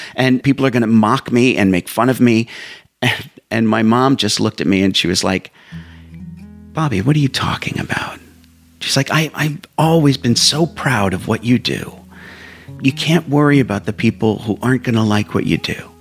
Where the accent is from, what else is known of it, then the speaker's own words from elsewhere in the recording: Whitehall, Pennsylvania, United States; also born or lived in Allentown, Pennsylvania; I was born in Allentown, Pennsylvania and uh, we um, moved to Whitehall, Pennsylvania. It's all in the, the same kind of general area.